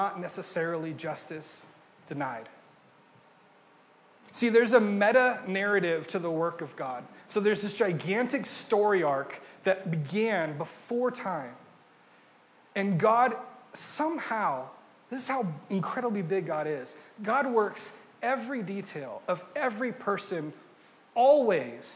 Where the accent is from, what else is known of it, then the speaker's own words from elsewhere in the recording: Ventura, California, United States; moved away as an adult; also born or lived in Pennsylvania; I'm from Ventura, about 3 hours north of here